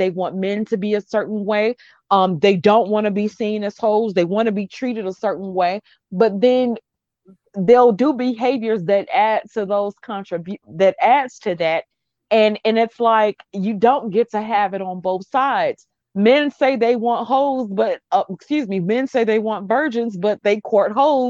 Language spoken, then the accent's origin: English; the Bible Belt South, United States; I grew up in the Bible Belt South.